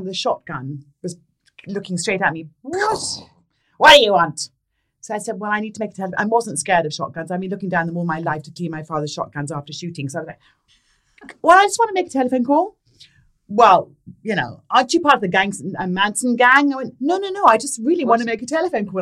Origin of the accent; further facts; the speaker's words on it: Sussex, South East England, United Kingdom; moved away as an adult; So, I was brought up in Sussex in, in England, mm. in, in, the, in the south.